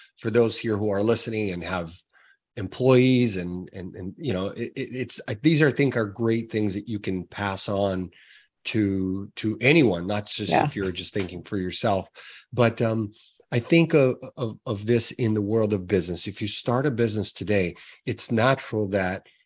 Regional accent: Brazil; moved away; I'm originally from Brazil

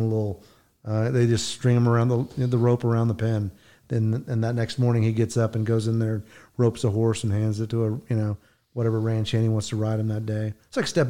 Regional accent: southeastern Oklahoma, United States; I grew up in southeastern Oklahoma

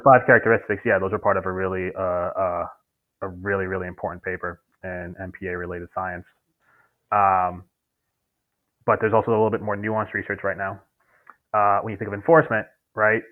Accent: New York, United States; also born or lived in Maine / Colombia; I grew up in New York, uh, lived in Manhattan until I was 12, moved to Brooklyn

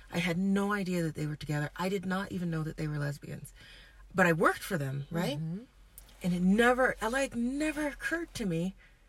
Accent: Brooklyn, New York, United States; Okay, and I'm from Brooklyn.

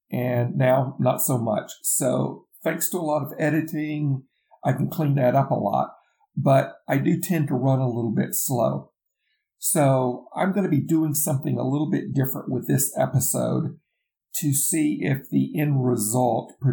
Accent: the South, United States; accent: southern; I'm from the South. I'm in the Bible Belt. I'm outside of the Atlanta area

